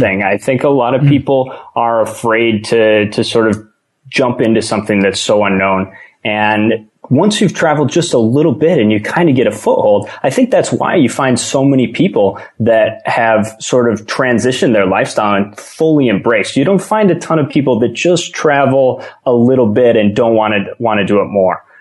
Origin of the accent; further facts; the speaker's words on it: Michigan, United States; moved away; I'm from Michigan originally